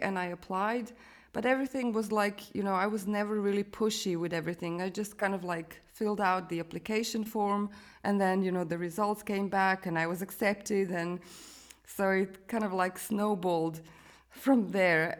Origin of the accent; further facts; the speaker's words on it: Croatia; moved away as an adult; also born or lived in London; I was born in Croatia